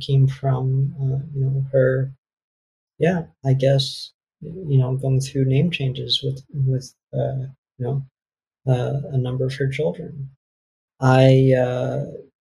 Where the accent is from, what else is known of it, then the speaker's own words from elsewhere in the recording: New York, United States; also born or lived in South Korea / Connecticut; growing up in an apartment in New York with, you know, six or seven other, you know, siblings